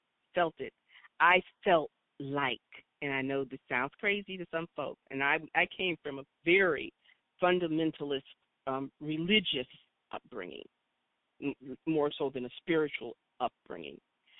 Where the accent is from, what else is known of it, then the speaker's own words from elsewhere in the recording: Rochester, New York, United States; moved away; also born or lived in Syracuse, New York; I was born in Rochester, New York. But I was born in Rochester, New York, raised between Rochester and Syracuse up in that region. But I often say, you know, we were just sort of like expatriate Southerners.